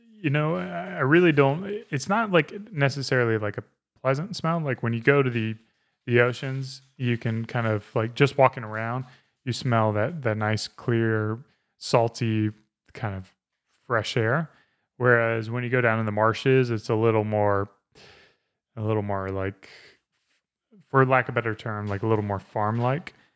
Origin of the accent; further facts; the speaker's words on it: South Carolina, United States; I grew up in South Carolina